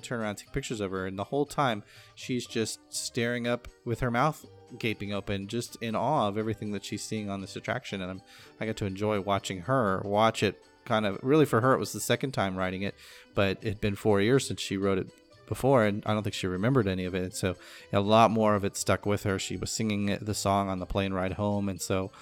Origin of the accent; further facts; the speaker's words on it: California, United States; growing up in California